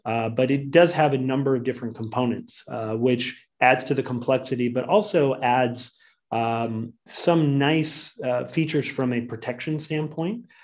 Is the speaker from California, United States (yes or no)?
no; Boise, Idaho, United States; originally from Boise, Idaho